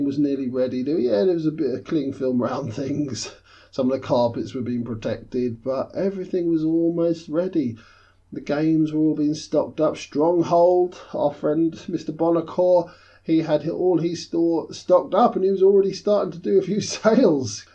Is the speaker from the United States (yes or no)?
no; London, United Kingdom; as a Londoner, born and bred.